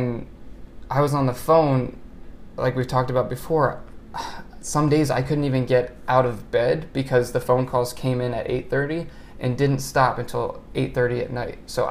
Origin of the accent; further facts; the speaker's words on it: Montgomery County, Maryland, United States; I grew up in Montgomery County, Maryland